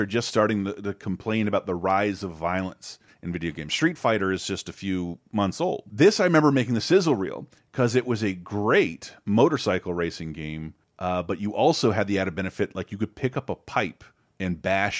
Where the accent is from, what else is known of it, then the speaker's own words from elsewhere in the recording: Tallahassee, Florida, United States; Tallahassee, my hometown